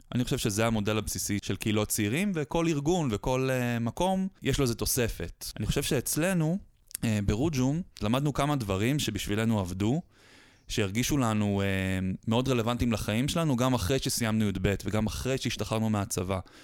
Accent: Haifa, Haifa District, Israel; חיפאי born and raised

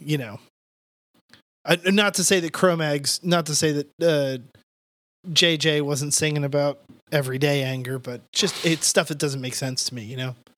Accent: New Jersey, United States; growing up in South Jersey

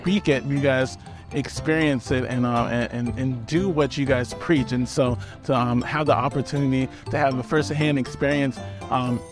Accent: Pittsburgh, Pennsylvania, United States; now in San Marcos, United States; I'm from Pittsburgh, PA, the best city in the world.

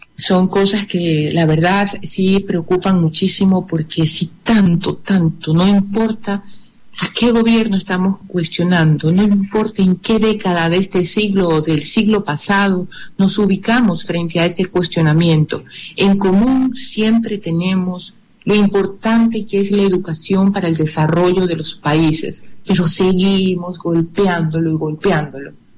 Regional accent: Guayaquil, Guayas, Ecuador; como guayaquileños y como ecuatorianos

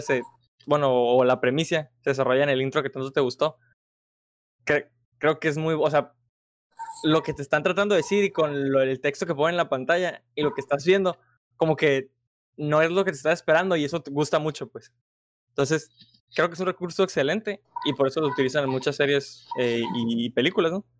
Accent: Mexico; como nosotros mexicanos

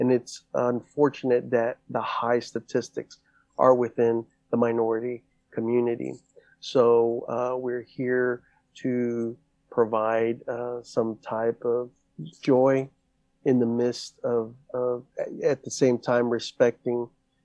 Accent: Fort Worth, Texas, United States; also born or lived in Guatemala; I came here at the age of 5, here literally to Fort Worth. Have been raised here

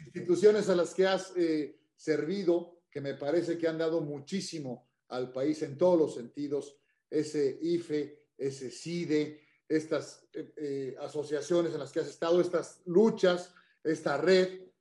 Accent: Mexico; como mexicano

